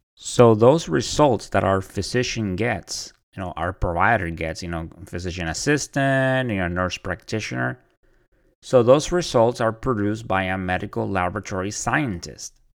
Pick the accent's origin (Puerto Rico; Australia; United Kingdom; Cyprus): Puerto Rico; moved away as an adult; also born or lived in Orlando, Florida; I am originally from Puerto Rico. I was born and raised there until I joined the Navy.